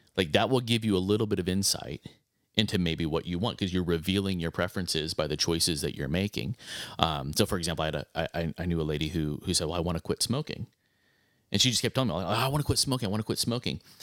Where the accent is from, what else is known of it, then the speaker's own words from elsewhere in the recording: Arizona, United States; a guy growing up in Arizona